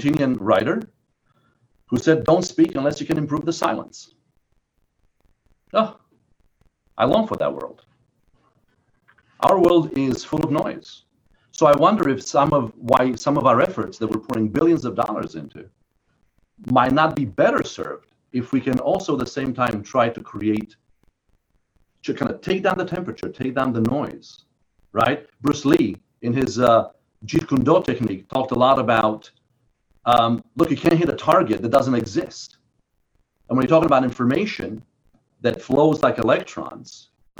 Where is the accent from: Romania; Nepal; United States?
Romania; moved away; I was born in Romania under Ceausescu, under communism